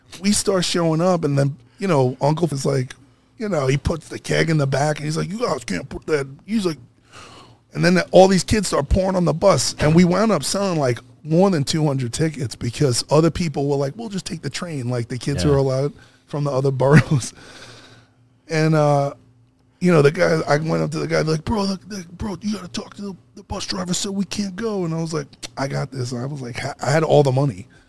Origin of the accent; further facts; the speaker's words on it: New York City, New York, United States; moved away; also born or lived in Los Angeles; I'm from Brooklyn